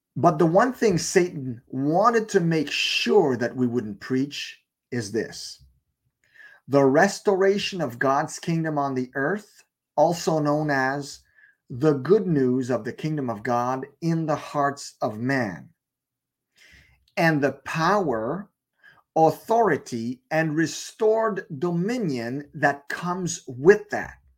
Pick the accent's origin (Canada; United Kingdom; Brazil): Canada; I was born in Canada, therefore I am a Canadian citizen